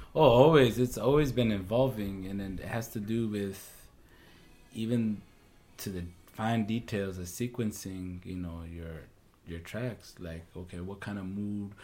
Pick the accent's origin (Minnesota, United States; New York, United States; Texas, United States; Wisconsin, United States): Minnesota, United States; St. Paul; I was born and raised in St. Paul